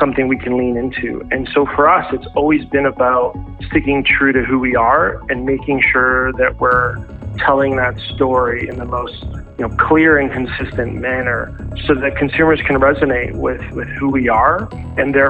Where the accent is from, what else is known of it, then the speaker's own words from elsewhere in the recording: Ontario, Canada; born and raised in Ontario